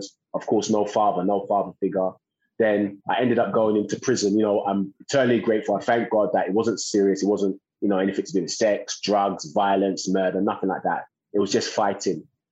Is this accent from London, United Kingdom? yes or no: yes; London, United Kingdom; born and raised in East London